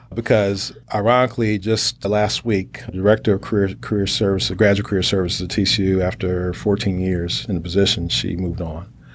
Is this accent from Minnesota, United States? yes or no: no; Chicago, Illinois, United States; moved away as an adult; also born or lived in Indiana / Texas; I'm from Chicago. I'm a Midwesterner